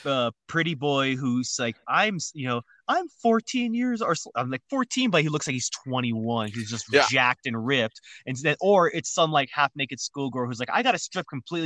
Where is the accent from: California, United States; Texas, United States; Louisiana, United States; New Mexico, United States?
New Mexico, United States; moved away; back in New Mexico, in my hometown, a lot of old homes were those colors.